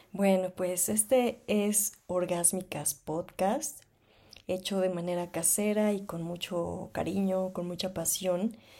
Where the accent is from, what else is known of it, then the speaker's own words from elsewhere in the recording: Mexico City, Mexico; nací en la Ciudad de México o Distrito Federal, como antes se llamaba, hace bastantes añitos